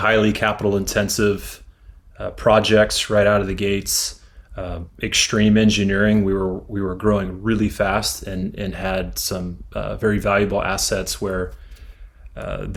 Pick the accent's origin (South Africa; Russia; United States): United States; Houston, Texas; also born or lived in Louisiana / Austin, Texas / Dallas, Texas; I was originally from Louisiana, but when I was really, really young, moved to Texas. So I consider myself a full-fledged Texan and have been for many decades now. But I grew up in Houston